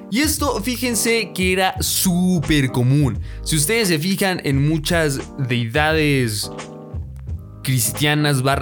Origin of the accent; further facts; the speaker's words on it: Mexico; aprender alguna lengua originaria, una lengua que haya nacido en mi bello México debería de, debería de. Como mexicanos, deberíamos de.